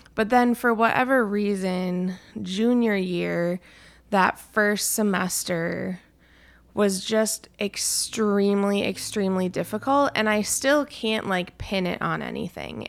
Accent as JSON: {"language": "English", "town": "Anoka", "region": "Minnesota", "country": "United States", "said": "still fairly close to my family. We're from Anoka"}